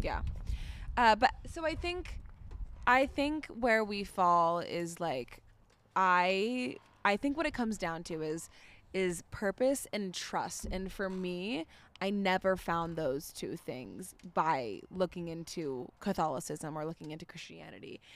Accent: Florida, United States; now in Denver, United States; We also grew up in Florida

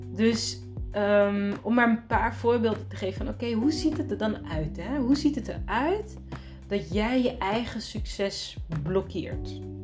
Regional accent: Netherlands; moved away as an adult; also born or lived in Rotterdam / Abu Dhabi; ik ben in Nederland geboren

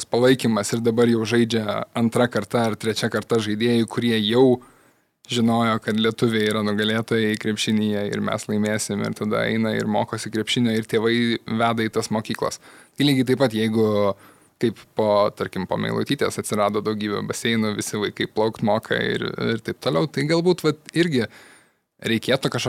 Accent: Kaunas, Kaunas County, Lithuania; aš iš Kauno, tai sargau Žalgerį

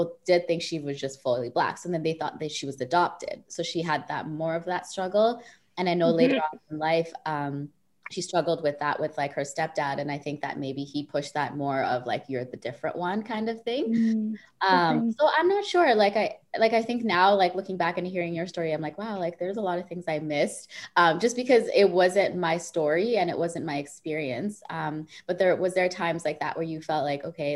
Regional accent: Saskatchewan, Canada; I grew up in Saskatchewan

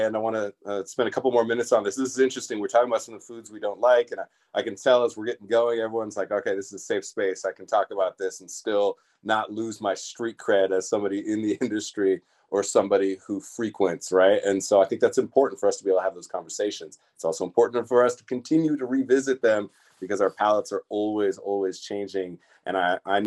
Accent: Southern California, United States; growing up in Southern California

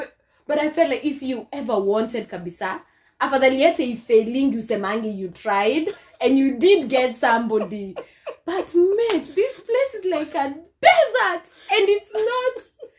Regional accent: Kenya; now in United Kingdom; growing up in Kenya

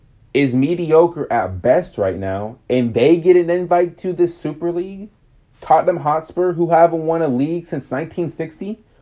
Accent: United States; I'm American.

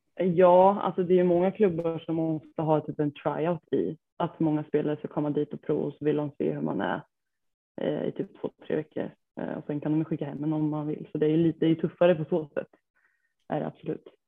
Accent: Degerfors, Örebro County, Sweden; jag kommer från eh, Degerfors, eh, är 27 år gammal

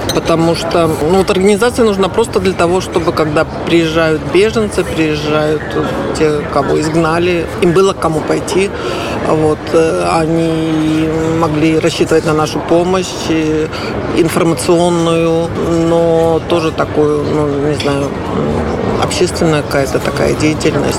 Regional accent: Belarus; now in Lublin, Poland; я теперь быть белоруска, патриотка

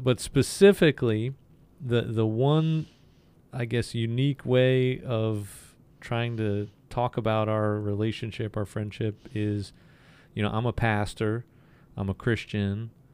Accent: the North, United States; I'm a Northerner. I'm a Yankee.

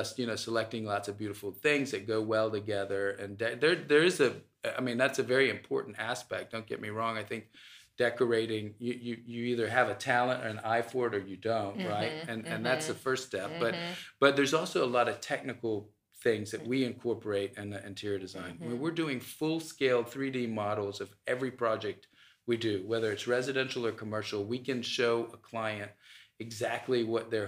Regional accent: Atlanta, Georgia, United States; I'm Egyptian American. I was born in the U.S. I was born in Atlanta, actually, at Emory.

